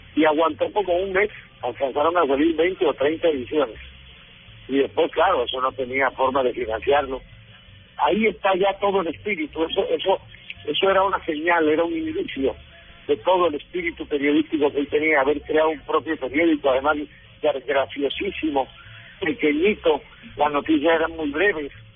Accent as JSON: {"language": "Spanish", "town": "San Bernardo del Viento", "region": "Córdoba", "country": "Colombia", "tie": "born or raised there", "also_born_or_lived": "Bogotá", "moved": "as an adult", "said": "yo soy de San Bernardo del Viento"}